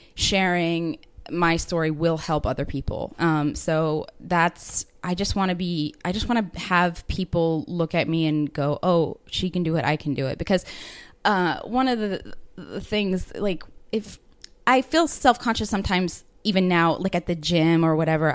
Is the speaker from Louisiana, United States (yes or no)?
no; Baltimore, Maryland, United States; moved away as an adult; now in Chiang Mai, Thailand; I'm from Baltimore, Maryland, so on um, the East Coast, and I moved here about two months ago